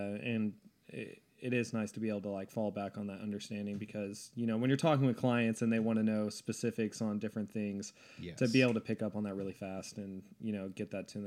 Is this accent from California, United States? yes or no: no; Edmond, Oklahoma, United States; also born or lived in Stillwater, Oklahoma; I am born and raised in Edmond.